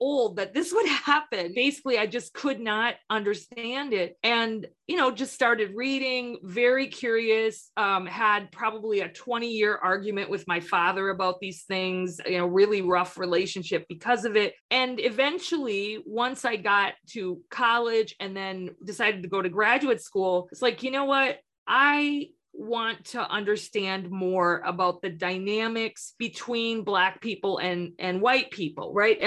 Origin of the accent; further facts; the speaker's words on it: Upper Peninsula of Michigan, United States; I grew up in the Upper Peninsula of Michigan between Lake Michigan and Lake Superior